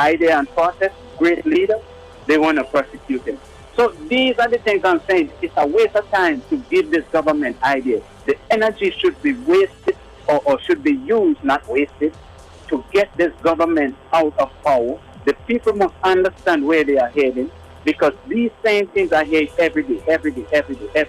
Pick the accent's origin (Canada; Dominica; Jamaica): Dominica; moved away; I'm from Dominica